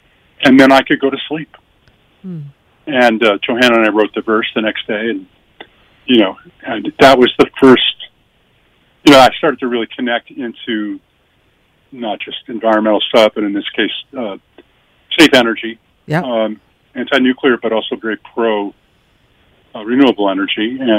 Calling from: Nashville, Tennessee, United States; I had moved to Nashville, which I've done a couple of times. In fact, I'm calling you from Nashville now.

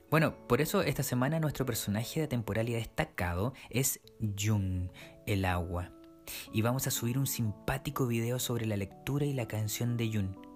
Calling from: Copiapó, Atacama, Chile; Hola amigos de Temporalidad. … soy de Copepó.

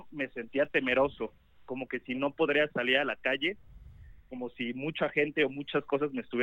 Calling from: Mexico City, Mexico; Los escucho de la Ciudad de México, amigo.

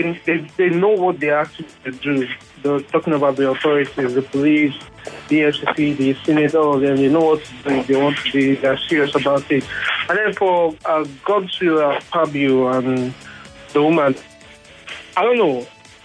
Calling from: Shomolu, Lagos, Nigeria; Yeah, I'm calling from Shumulu.

